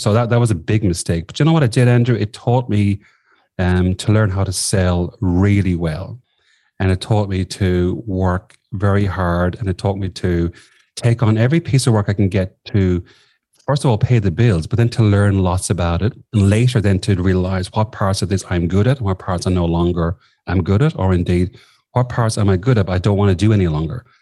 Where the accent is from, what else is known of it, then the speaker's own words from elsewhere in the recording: southwest of Ireland, Ireland; moved away as an adult; also born or lived in Sligo, Ireland / London, United Kingdom; now in Australia; I grew up in the Southwest of Ireland